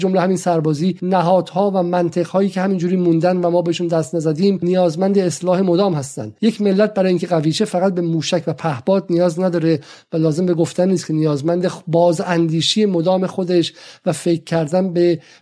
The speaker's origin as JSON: {"language": "Persian", "country": "Iran", "moved": "yes", "lives_now": "United Kingdom", "said": "به عنوان یک ایرانی که در انگلیس زندگی میکنه"}